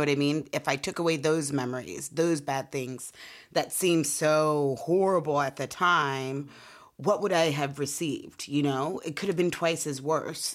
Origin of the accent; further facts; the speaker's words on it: Portland, Oregon, United States; We're from Portland, Oregon